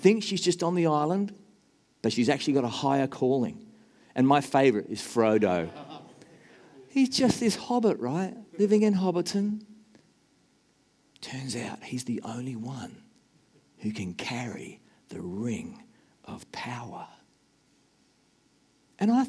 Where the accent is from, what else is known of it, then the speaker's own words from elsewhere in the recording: Australia; moved away as an adult; also born or lived in Nashville, Tennessee, United States; now in New Zealand; I'm an Australian and an American who wants to be a New Zealander